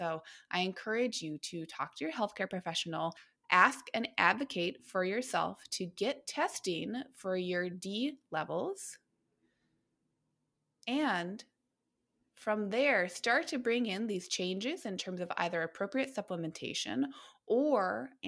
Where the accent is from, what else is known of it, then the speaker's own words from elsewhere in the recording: Minnesota, United States; now in Oregon, United States; I thought I was cocky when I moved here, and I thought, well, since I'm coming from Minnesota, Minnesota, I have completely experienced seasonal affective before right?